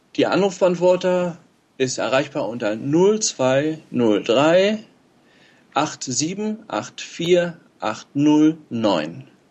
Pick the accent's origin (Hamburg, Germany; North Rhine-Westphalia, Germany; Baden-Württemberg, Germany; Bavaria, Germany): North Rhine-Westphalia, Germany; Steinhagen; ich bin, ähm, aus Steinhagen bei Bielefeld